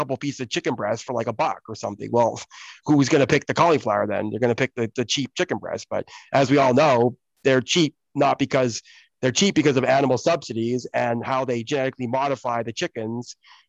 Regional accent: Oxford, South East England, United Kingdom; born there; And so I actually was born in the UK. Like, I was born in Oxford, England, in the UK.

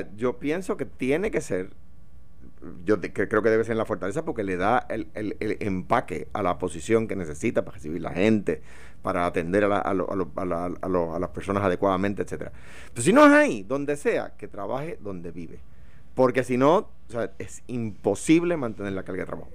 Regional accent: Coamo, Puerto Rico; now in Guaynabo, Puerto Rico; mi domicilio sigue siendo Cuamo

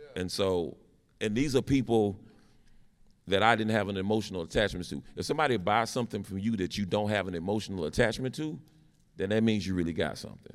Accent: Winston-Salem, North Carolina, United States; I'm from Winston-Salem, North Carolina

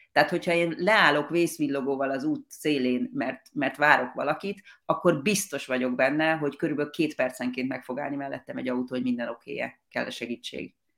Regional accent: Hungary; now in Australia; mi magyarként

